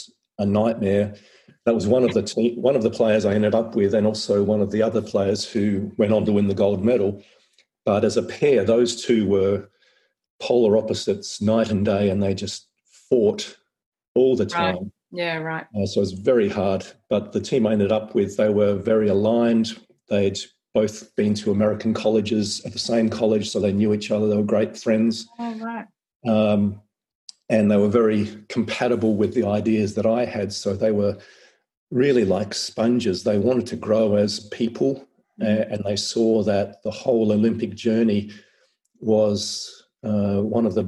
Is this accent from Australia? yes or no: yes; Adelaide Hills, South Australia, Australia; now in Central Coast, Australia; I grew up in the Adelaide Hills